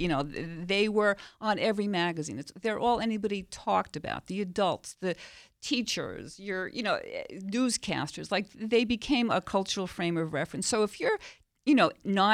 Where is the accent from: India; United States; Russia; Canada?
United States; New York City, New York; I grew up in Queens, New York